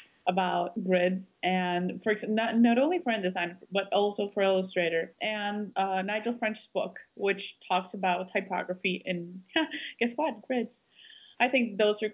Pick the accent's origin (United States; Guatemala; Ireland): Guatemala; I was from Guatemala